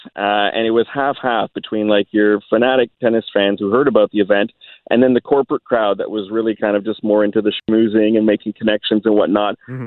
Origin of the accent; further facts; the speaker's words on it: Canada; being Canadian